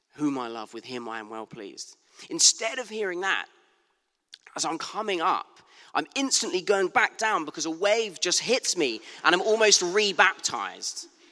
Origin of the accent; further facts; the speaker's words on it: Bournemouth, South West England, United Kingdom; moved away; a very beautiful Bournemouth Beach in my hometown.